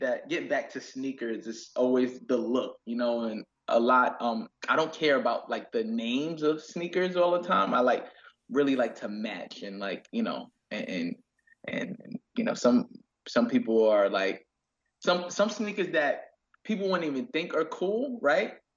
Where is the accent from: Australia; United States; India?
United States; New York City, New York; being from Queens and growing up in Queens have made me super independent